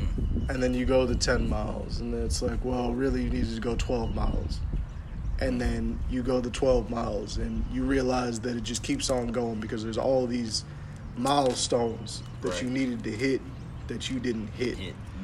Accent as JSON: {"language": "English", "town": "Burlington", "region": "New Jersey", "country": "United States", "tie": "born or raised there", "moved": "yes", "said": "when I was back in Burlington, New Jersey"}